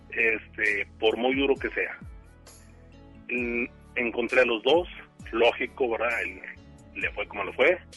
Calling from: García, Nuevo León, Mexico; De García Nuevo León.

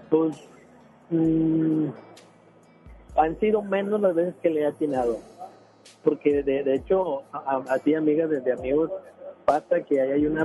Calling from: San Nicolás, Nuevo León, Mexico; De acá de San Nicolás.

